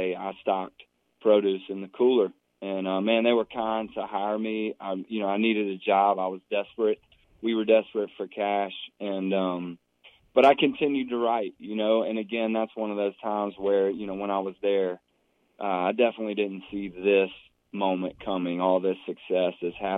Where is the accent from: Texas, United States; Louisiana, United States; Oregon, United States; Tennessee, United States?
Tennessee, United States; Franklin; my hometown of Franklin now, right south of Nashville